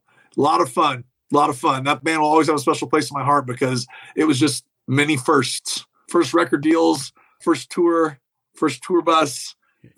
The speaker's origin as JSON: {"language": "English", "region": "Kansas", "country": "United States", "also_born_or_lived": "Nashville / Los Angeles", "moved": "yes", "said": "even though I'm from Kansas, I was living in Nashville when this all went down."}